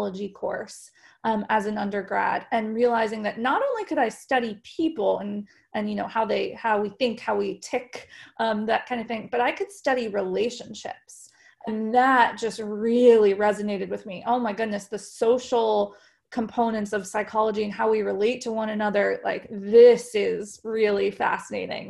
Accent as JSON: {"language": "English", "region": "Colorado", "country": "United States", "tie": "born or raised there", "also_born_or_lived": "Texas", "moved": "as an adult", "said": "I was born and raised in Colorado"}